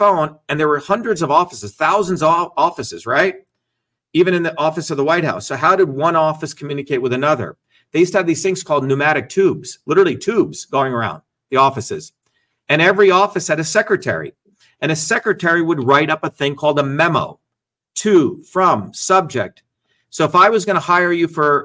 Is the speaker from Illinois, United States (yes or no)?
no; Newark, New Jersey, United States; moved away as an adult; also born or lived in India / Paterson, New Jersey / Clifton, New Jersey; now in Boston, United States; I came from India in 1970 when I was a kid, grew up in Jersey, in Newark, you know, in Patterson, Clifton